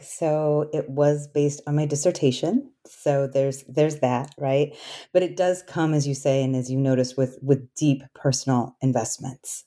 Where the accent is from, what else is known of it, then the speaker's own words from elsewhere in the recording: Alaska, United States; moved away; I grew up Asian American in Alaska, and I grew up on the traditional homelands of the Clinkett people